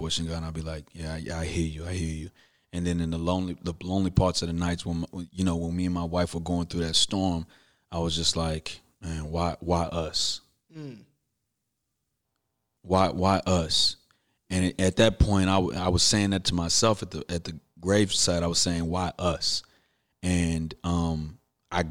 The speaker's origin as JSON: {"language": "English", "town": "Houston", "region": "Texas", "country": "United States", "tie": "born or raised there", "said": "from Fondren and West Airport. I'm from Houston"}